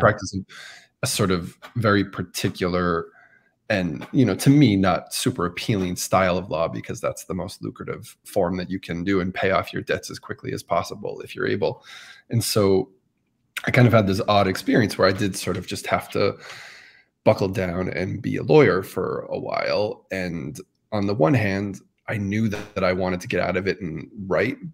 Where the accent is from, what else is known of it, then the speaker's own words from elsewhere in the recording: Massachusetts, United States; I remember being a kid growing up in Massachusetts